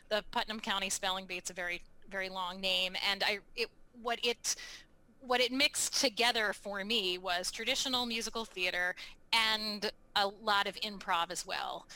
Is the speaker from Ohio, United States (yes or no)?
no; Baltimore, Maryland, United States; now in New England, United States; I grew up in Baltimore, Maryland